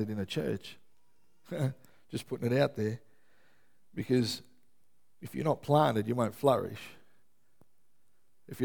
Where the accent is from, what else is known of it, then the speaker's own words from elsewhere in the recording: Melbourne, Victoria, Australia; moved away; I'm from Melbourne originally